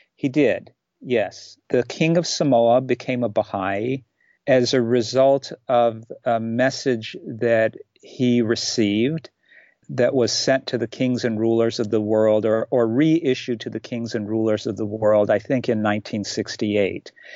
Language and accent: English; Kentucky, United States; moved away as an adult; also born or lived in Shiraz, Iran / Chicago area; now in Czech Republic; in the third grade moved to this particular town in Kentucky where I grew up.